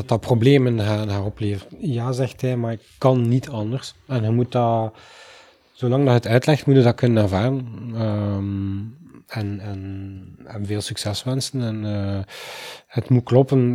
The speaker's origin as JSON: {"language": "Dutch", "town": "Oosterzele", "region": "Flanders", "country": "Belgium", "said": "ik kom uit Oosterzelen"}